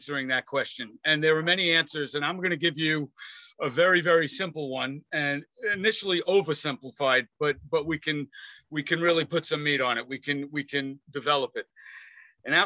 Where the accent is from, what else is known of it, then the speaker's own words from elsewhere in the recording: New York City, New York, United States; I grew up in Queens